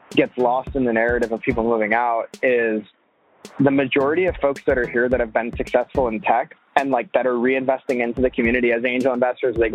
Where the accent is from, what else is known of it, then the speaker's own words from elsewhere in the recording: Florida, United States; now in San Francisco, United States; up in Florida, like I actually met a lot of the people in the Miami tech community at the time.